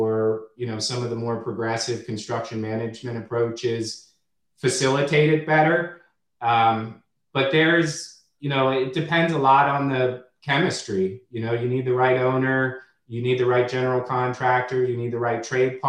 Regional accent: Washington, District of Columbia, United States; I'm a true hometowner. I'm from the Washington, D.C. area, very loyal to it.

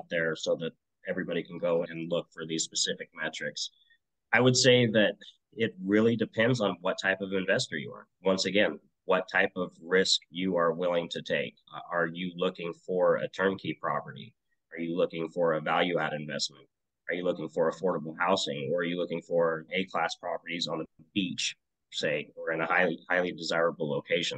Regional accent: Twin Falls, Idaho, United States; born and raised in Twin Falls, Idaho.

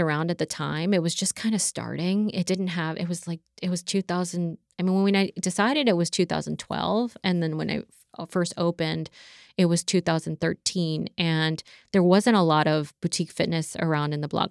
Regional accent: Maryland, United States; also born or lived in Las Cruces, New Mexico; now in South Florida, United States; I grew up in Maryland for most of my life.

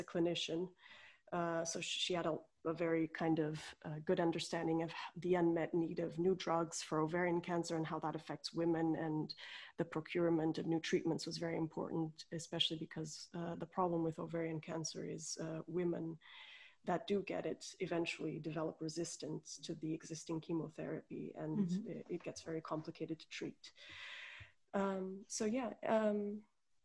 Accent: Portugal; moved away as an adult; also born or lived in Coimbra, Portugal; I'm Portuguese. I'm originally from Portugal, and I did all my studies there to start with.

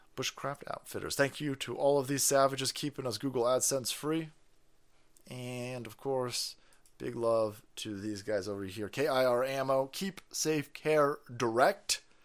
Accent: United States; I see myself as an American

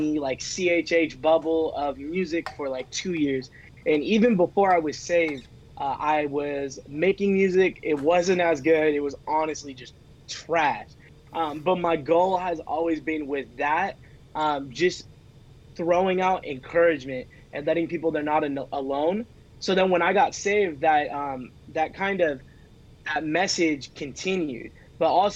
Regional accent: Sacramento, California, United States; I am from Sacramento, California. Shout out NorCal.

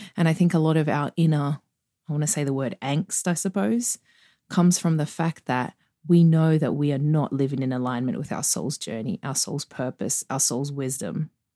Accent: Sydney, New South Wales, Australia; accent: Australian; growing up where I grew up in Australia, um, on the outskirts of Sydney

